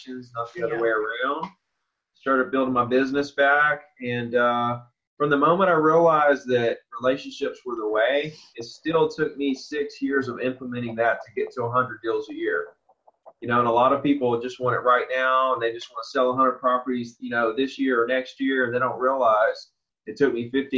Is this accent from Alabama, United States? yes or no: yes; Orange Beach, Alabama, United States; I grew up right here in Orange Beach, Gulf Shores, Alabama.